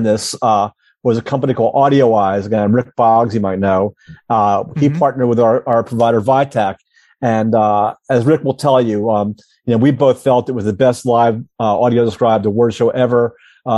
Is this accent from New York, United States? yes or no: yes; Hudson Valley, New York, United States; I grew up in the Hudson Valley of New York State, and IBM was a giant employer there in the day.